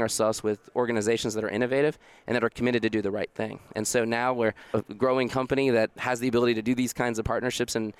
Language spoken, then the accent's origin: English; Dallas, Texas, United States; moved away as an adult; I grew up in Dallas, Texas